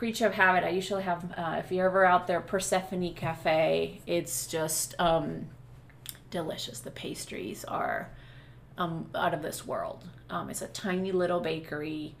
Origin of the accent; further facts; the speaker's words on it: Venezuela; now in United States; I am from Venezuela